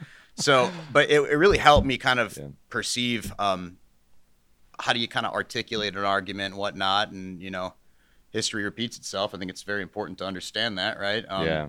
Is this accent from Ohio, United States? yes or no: yes; Aurora, Ohio, United States; also born or lived in Hartville, United States; I grew up in Aurora, Ohio, and I moved to Hartville. It was like, you know, south of Cleveland, Ohio, northeast Ohio, right?